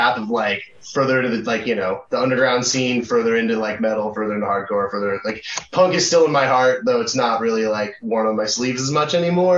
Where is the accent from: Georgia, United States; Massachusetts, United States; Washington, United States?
Washington, United States; Puyallup; also born or lived in Tacoma; I think we were all born here. Yeah. Yeah. We all grew up in the area. Like, I grew up in, like, Puyallup, South Hill area.